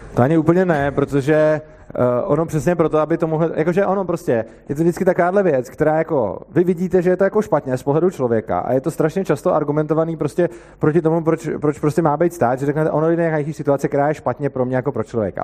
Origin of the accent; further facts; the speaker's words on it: Plzeň, Plzeň Region, Czechia; já jsem z Plzně